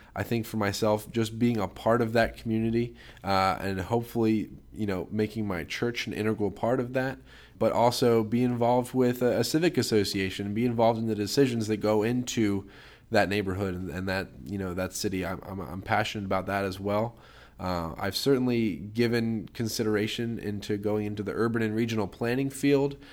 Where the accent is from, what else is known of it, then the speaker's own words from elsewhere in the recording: Harleysville, Pennsylvania, United States; I'm from Harleysville, Pennsylvania